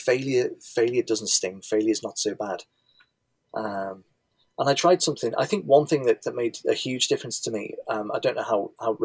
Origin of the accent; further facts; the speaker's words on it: Liverpool, North West England, United Kingdom; You can probably tell from my accent that I'm from Liverpool